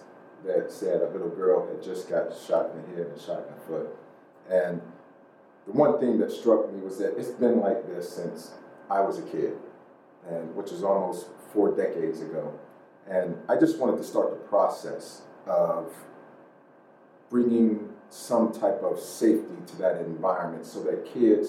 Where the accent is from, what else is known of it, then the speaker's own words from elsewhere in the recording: Pittsburgh, Pennsylvania, United States; growing up there